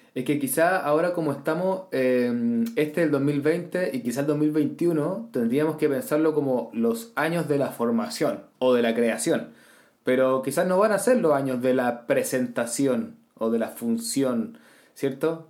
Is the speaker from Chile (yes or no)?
yes; Chile